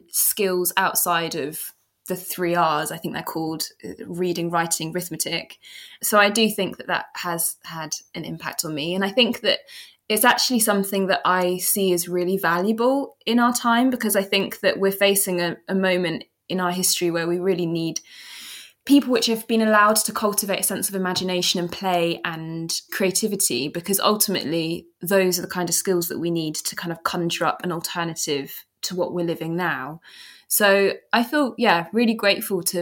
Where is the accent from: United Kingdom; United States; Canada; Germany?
United Kingdom; London; I always say that it's really interesting because growing up in London, I mean, it's like a big city, of course, but I didn't really have memories of the urban landscape.